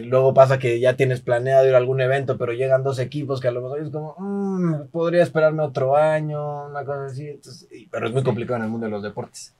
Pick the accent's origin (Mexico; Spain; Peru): Mexico; yo soy de México